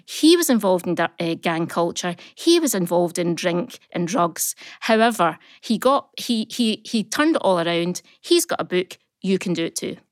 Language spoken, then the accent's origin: English; Uddingston, Scotland, United Kingdom; we are Scottish. We are from small places that nobody's ever heard